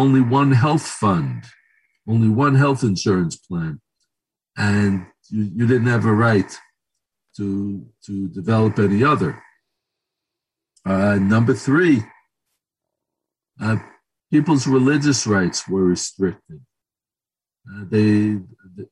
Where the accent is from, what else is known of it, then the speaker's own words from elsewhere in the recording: United States; now in Israel; I was born in America and in the United States